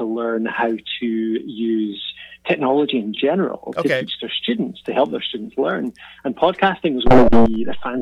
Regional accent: Dundee, Scotland, United Kingdom; accent: Scottish; I'm from Dundee, Scotland, originally.

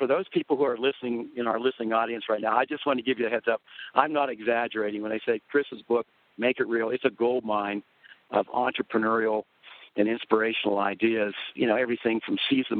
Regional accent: outside Pittsburgh, Pennsylvania, United States; Neil and I grew up outside Pittsburgh in the coal and steel towns

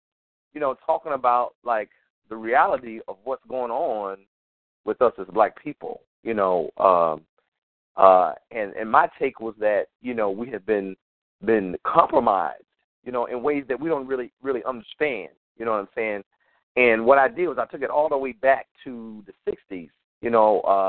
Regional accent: Atlanta, Georgia, United States; now in Los Angeles, United States; Actually, I'm originally from Atlanta, Georgia. I live in Los Angeles. I've been living here for a while, but originally from Atlanta, Georgia. Grew up, born and raised in Atlanta.

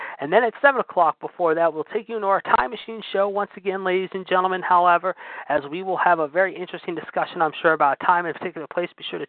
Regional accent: Monessen, Pennsylvania, United States; my hometown, about 45 minutes away from Pittsburgh in the town of Manesson, a coal mining town, if you will, down there in Washington County, Pennsylvania, near the West Virginia border

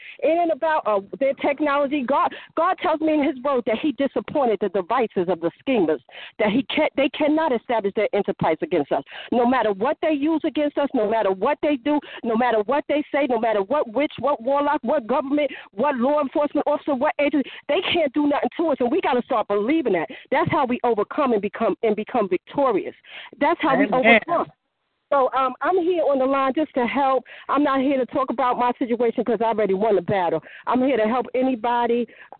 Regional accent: New Jersey, United States; I'm from New Jersey.

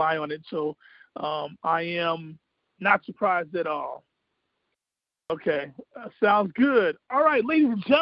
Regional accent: Proviso East High School, Illinois, United States; I come from Proviso East High School. I'm an 86 grad at Proviso East

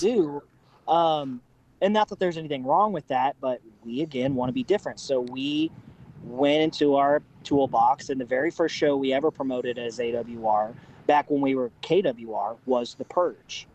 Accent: Southeast Kansas, United States; moved away; I'm originally from Southeast Kansas.

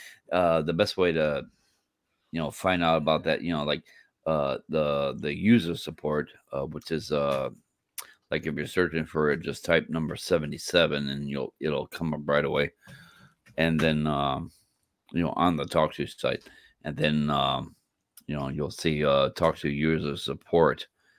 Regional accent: San Antonio, Texas, United States; San Antonio, Texas.

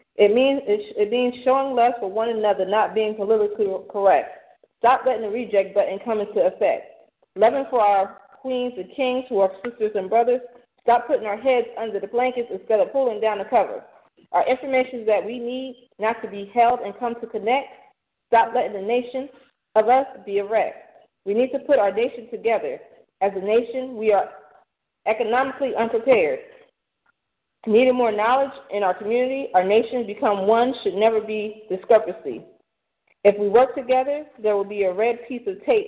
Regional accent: New Jersey, United States; I'm from New Jersey.

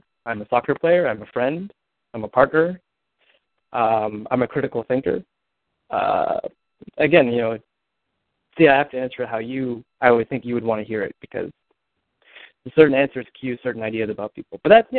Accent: Livermore, California, United States; also born or lived in Sonoma County, California; So I grew up in the East Bay Area. So all the people in the Bay Area, I lived in Livermore.

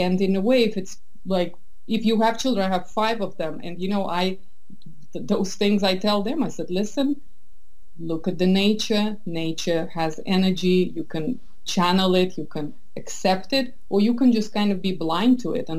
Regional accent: Russia; I'm from Soviet Russia, that's where I grew up.

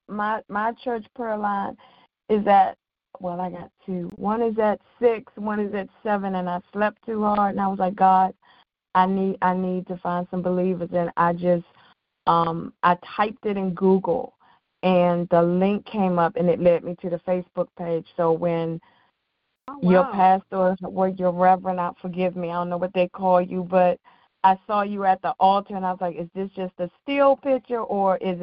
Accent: Washington, District of Columbia, United States; I'm in Washington, D.C., born and raised

